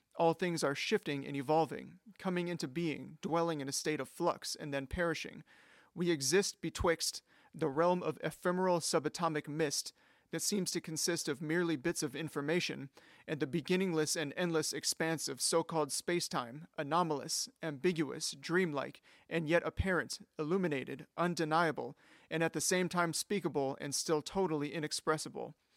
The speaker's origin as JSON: {"language": "English", "country": "United States", "said": "as an American"}